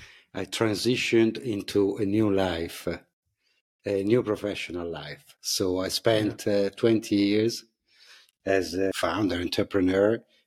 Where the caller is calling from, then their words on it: Lugano, Ticino, Switzerland; I'm dialing in from Lugano, southern Switzerland, very close to Italy.